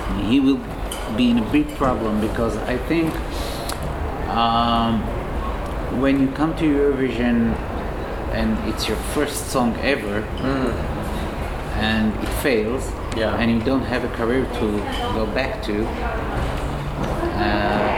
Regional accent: Israel; I'm from Israel

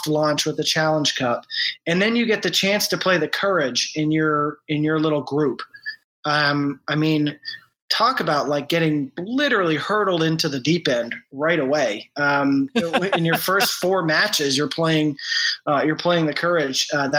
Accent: New England, United States; okay, I grew up in New England. So it's like, okay, you know, you want to go up to Boston this weekend and watch the Red Sox.

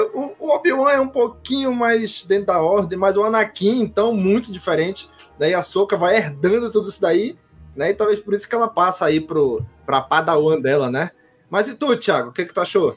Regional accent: Brazil; eu, enquanto brasileiro

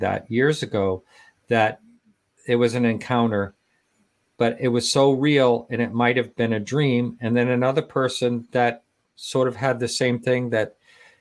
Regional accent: Eliot, Maine, United States; I grew up in Elliott, Maine.

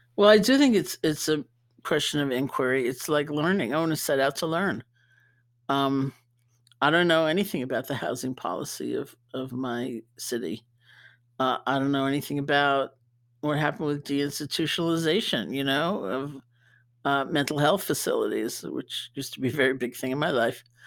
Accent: New York, United States; being a New Yorker

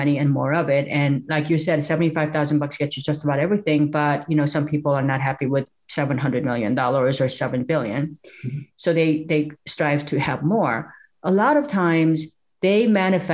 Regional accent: South Korea; now in United States; the little village that we grew up in South Korea.

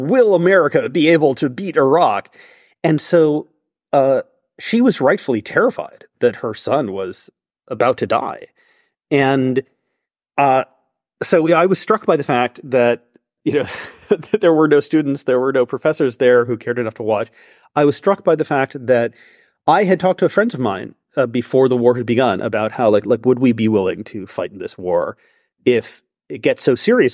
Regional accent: United States; I am American in the sense that I did grow up with that perspective on free speech

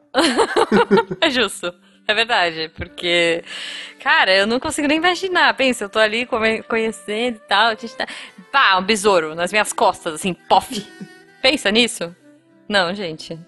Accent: Brazil; eu sou do Brasil

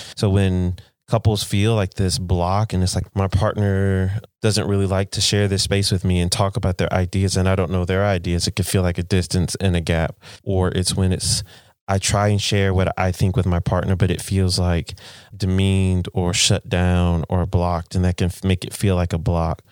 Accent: United States; I'm American, you live in America now

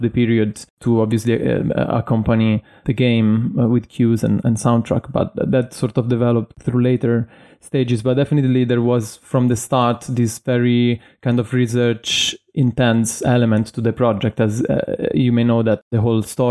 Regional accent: Italy; moved away as an adult; now in London, United Kingdom; I was born in Italy and I moved to London in 2013 to complete my studies there

